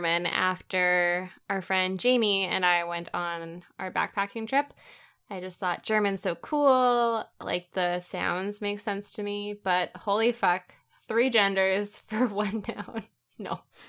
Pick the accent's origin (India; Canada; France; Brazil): Canada; now in United States; being Canadian, we're constantly around French. It is the second language of our country, so it's on everything. And that was super weird when I moved to the States, because then it was Spanish on everything.